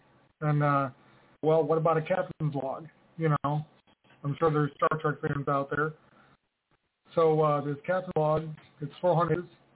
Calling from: Scottsville, Kentucky, United States; Scottsville, Kentucky.

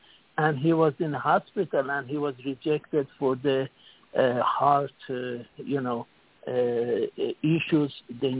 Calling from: Singapore; Okay, this is … calling from Singapore.

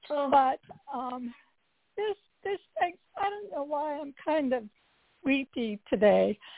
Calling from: Carlsbad, California, United States; I'm from Carlsbad, California.

